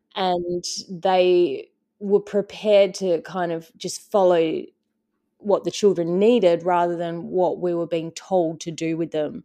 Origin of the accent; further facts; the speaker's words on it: Western Australia, Australia; coming, you know, from Western Australia and into a part of the world that it was so different to, to our culture and how we lived